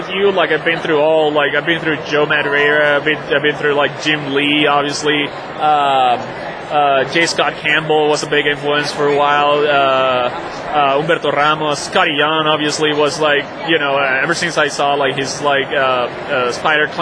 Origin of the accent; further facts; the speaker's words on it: Venezuela; moved away as an adult; now in United States; I'm from Venezuela, from South America. So I came to the States with a scholarship